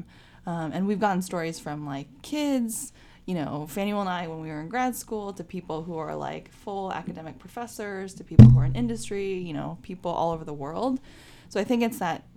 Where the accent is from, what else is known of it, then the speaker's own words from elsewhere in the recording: Bay Area, California, United States; I grew up in the Bay Area in California